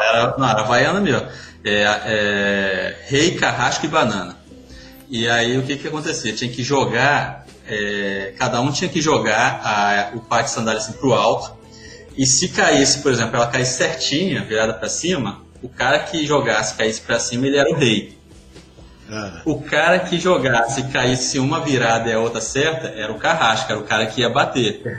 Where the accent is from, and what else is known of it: Pará, Brazil; born or raised there; also born or lived in Baixada Fluminense, Rio de Janeiro